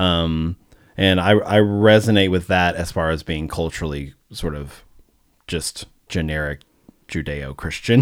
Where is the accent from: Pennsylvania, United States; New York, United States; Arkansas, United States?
Arkansas, United States; moved away; also born or lived in St. Louis, Missouri / Oklahoma; I grew up in Arkansas